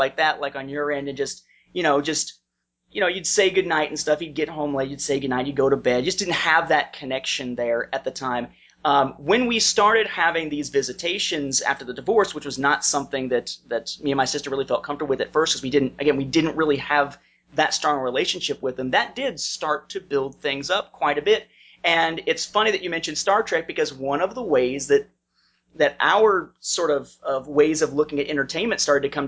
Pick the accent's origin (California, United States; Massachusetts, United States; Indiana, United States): Indiana, United States; my hometown